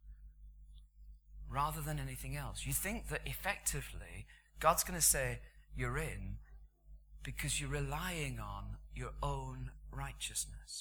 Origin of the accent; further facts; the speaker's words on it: United Kingdom; because we're British